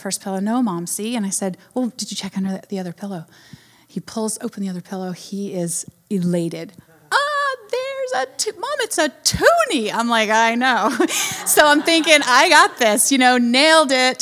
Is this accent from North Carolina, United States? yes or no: yes; North Carolina, United States; I'm from North Carolina